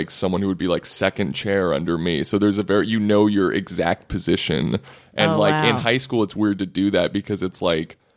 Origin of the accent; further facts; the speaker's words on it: Texas, United States; I grew up in Texas